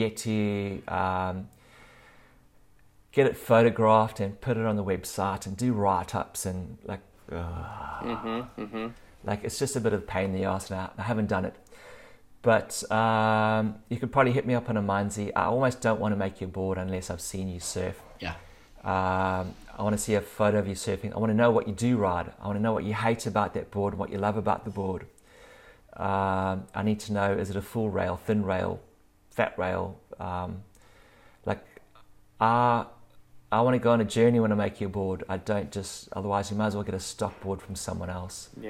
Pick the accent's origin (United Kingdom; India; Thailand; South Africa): South Africa; now in Australia; I'm living in Australia now, but I grew up in South Africa